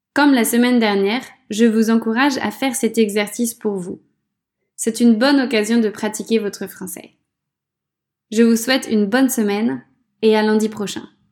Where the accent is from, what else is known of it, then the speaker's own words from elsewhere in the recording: France; Quand je suis chez moi, en France